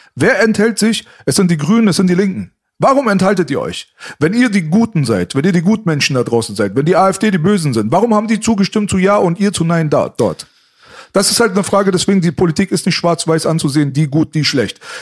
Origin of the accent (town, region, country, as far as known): Berlin, Germany; born or raised there